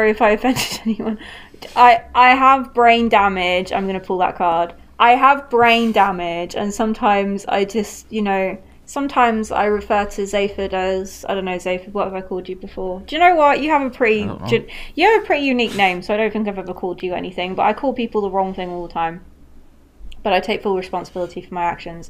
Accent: United Kingdom; we're British

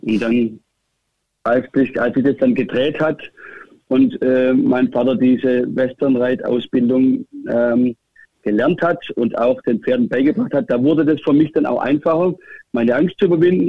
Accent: near Stuttgart, Remstal, Baden-Württemberg, Germany; moved away as an adult; also born or lived in Hannover; Ich bin auf einem Bauernhof, kann man sagen, groß geworden in der Nähe von Stuttgart

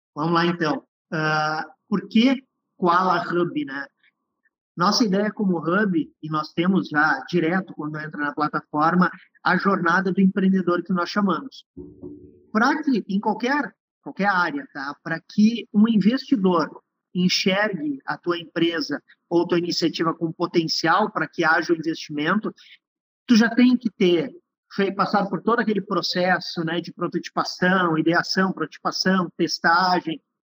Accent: on the border with Uruguay, Rio Grande do Sul, Brazil; Nasci numa cidadezinha no interior do Rio Grande do Sul, na fronteira com o Uruguai, sou descendente de uruguaio

